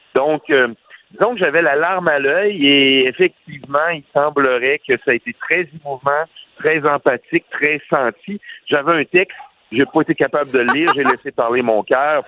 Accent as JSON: {"language": "French", "region": "Quebec", "country": "Canada", "said": "on vient du Québec"}